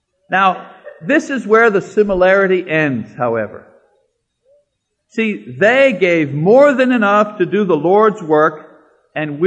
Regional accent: Canada; moved away; I'm Canadian

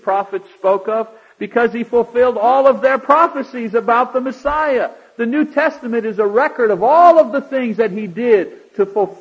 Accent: Canada; now in United States; as a Canadian living here

